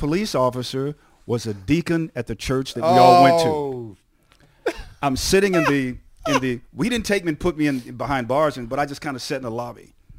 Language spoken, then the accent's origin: English; San Antonio, Texas, United States; I met a guy a few days ago who I grew up with in San Antonio, Texas